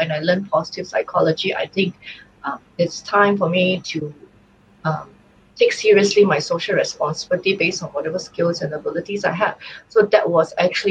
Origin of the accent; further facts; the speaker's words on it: Singapore; I'm from Singapore.